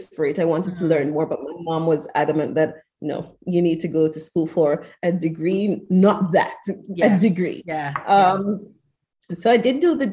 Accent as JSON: {"language": "English", "country": "Jamaica", "tie": "born or raised there", "moved": "as an adult", "lives_now": "Sweden", "said": "I come from the Caribbean. I'm Jamaican"}